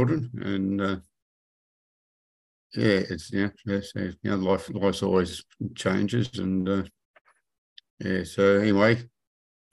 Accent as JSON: {"language": "English", "town": "Sydney", "region": "New South Wales", "country": "Australia", "tie": "born or raised there", "said": "I grew up in Western Sydney, around Granville"}